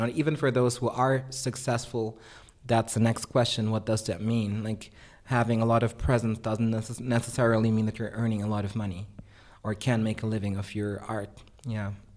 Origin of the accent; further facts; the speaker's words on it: Germany; also born or lived in Philippines; growing up in Germany in a pretty suburban context